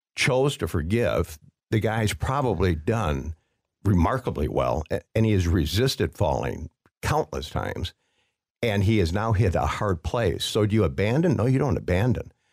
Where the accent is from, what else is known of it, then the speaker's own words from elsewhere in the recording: Waukegan, Illinois, United States; growing up in Waukegan, Illinois